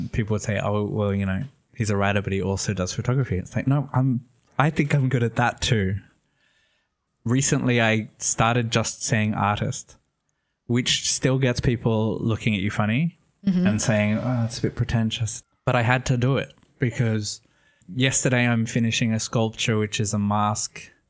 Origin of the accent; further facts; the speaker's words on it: Sydney, New South Wales, Australia; moved away as an adult; now in Italy; I'm Australian, though nobody knows from my accent. I'm from Sydney, Australia. I was born in Sydney. I lived there until I was 27, and then I moved to Italy, which has been 6 years.